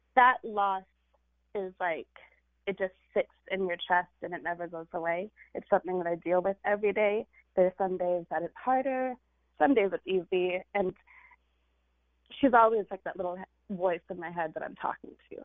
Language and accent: English; California, United States; this Indian girl who grew up in California